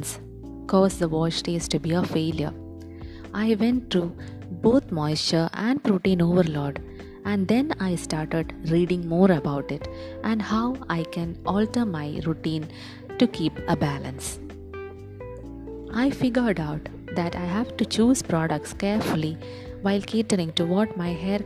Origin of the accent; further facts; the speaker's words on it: India; as every Indian